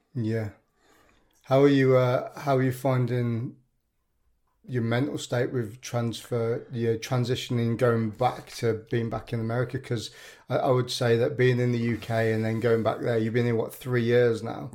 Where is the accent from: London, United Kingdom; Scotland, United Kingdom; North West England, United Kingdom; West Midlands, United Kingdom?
West Midlands, United Kingdom; Birmingham; I'm from Birmingham